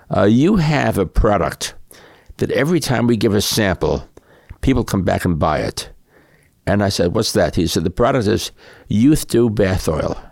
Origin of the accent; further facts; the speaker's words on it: New York City, New York, United States; I grew up in, uh, New York City